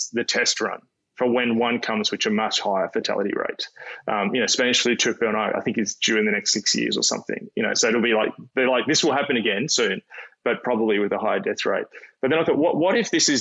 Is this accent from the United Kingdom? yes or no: no; Australia; as an Australian